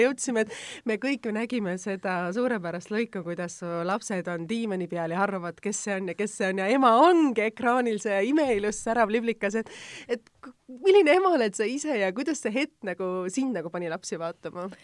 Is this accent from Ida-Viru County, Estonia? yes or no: no; Tallinn, Harju County, Estonia; mina olen Tallinnast